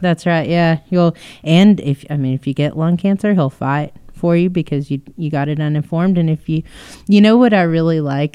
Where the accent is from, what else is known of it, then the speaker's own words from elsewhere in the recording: Texas, United States; we are Texans